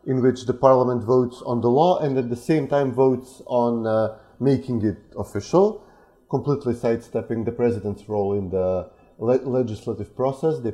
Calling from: Skopje, North Macedonia; I'm calling in from Skopje, the Republic of Macedonia

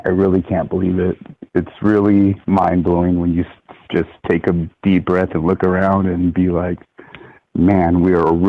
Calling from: Palm Springs, California, United States; I'm out in Palm Springs, California.

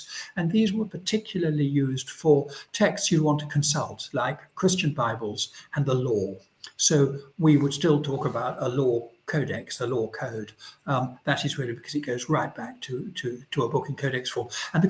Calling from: London, United Kingdom; I should say I'm speaking from London

